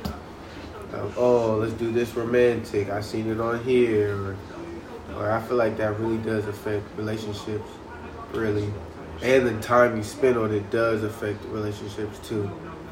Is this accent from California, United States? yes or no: yes; California, United States; I'm from California